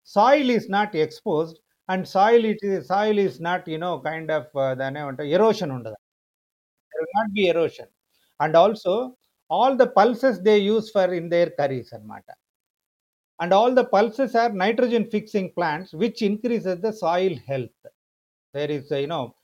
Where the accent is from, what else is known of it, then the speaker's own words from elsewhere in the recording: Chennai, Tamil Nadu, India; మద్రాసులో పుట్టి పెరిగినా కూడా మా ఫాదర్ది నర్సింగాపురం అని చంద్రగిరి దగ్గర ఒక విలేజ్ మదర్ది పుంగనూరు మదనపల్లి దగ్గర